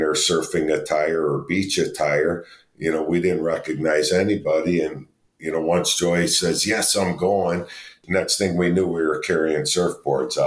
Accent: Chicago, Illinois, United States; we're from Chicago

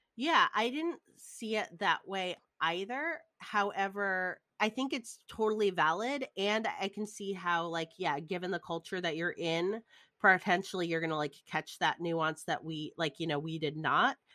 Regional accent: outside of Detroit, Michigan, United States; I grew up outside of Detroit where all the car places were

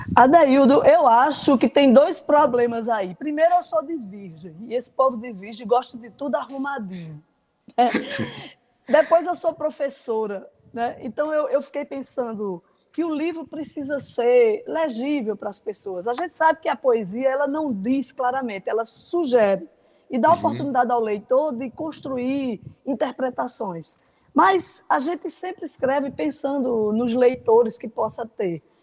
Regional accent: Pocinhos, Paraíba, Brazil; minha infância lá em Pocinhos

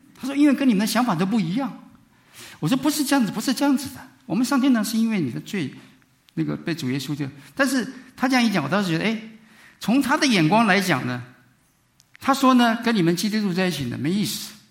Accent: Taiwan; moved away as an adult; now in United States; 我是从台湾过来， 念书的时候

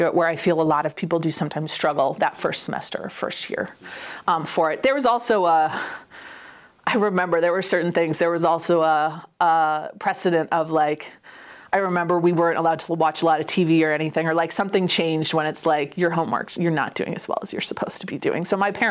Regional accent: North Andover, Massachusetts, United States; moved away as an adult; also born or lived in New Haven, Connecticut; now in Oregon, United States; I grew up in North Andover, and we were there until I essentially left.

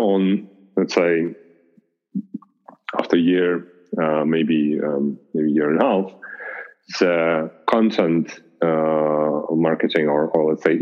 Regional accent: Russia; now in Germany; I'm not originally German, so I'm originally from Russia

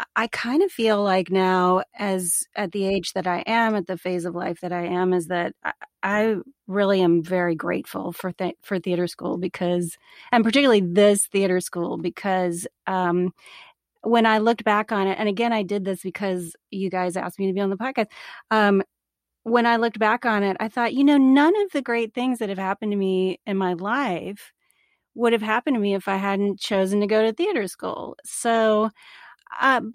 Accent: New Orleans, Louisiana, United States; moved away; Southern girl. I grew up in a religious family, and I grew up in New Orleans

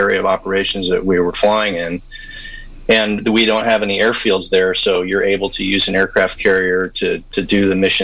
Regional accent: San Diego, California, United States; I grew up here in San Diego in La Jolla.

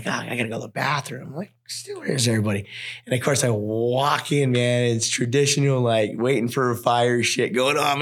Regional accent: Wells, Nevada, United States; also born or lived in Elko, Nevada; I was born in Elk Hill, raised in Wells, Nevada

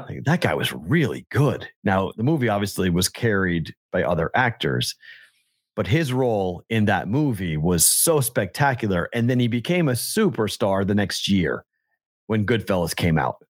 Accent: New England, United States; I'm from New England

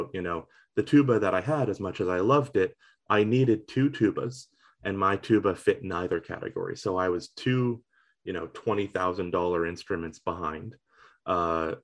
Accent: Eastern Shore of Nova Scotia, Canada; moved away as an adult; also born or lived in Halifax, Nova Scotia; now in Sackville, Canada; I am from Halifax, I suppose you could say, but I was really raised rural, out on the eastern shore of Nova Scotia.

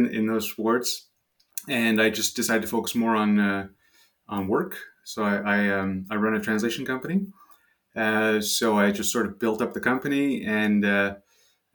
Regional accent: Montreal, Quebec, Canada; accent: French; I'm from Montreal, Canada. So I'm French Canadian. That's where the French accent is from.

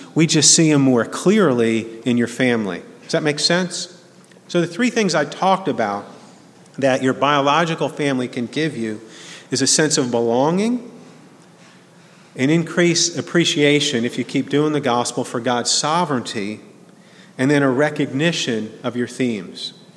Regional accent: New Jersey, United States; now in Birmingham, United States; growing up in New Jersey

